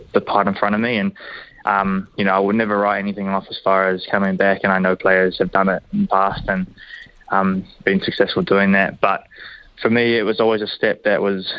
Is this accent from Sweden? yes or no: no; Hamilton, Waikato, New Zealand; growing up, born here, and especially being at the Chiefs now